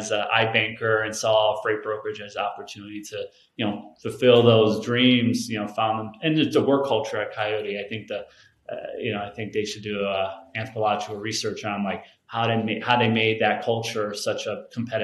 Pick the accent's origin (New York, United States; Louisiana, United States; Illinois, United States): Illinois, United States; Chicago; now in Colorado, United States; I born and raised in Chicago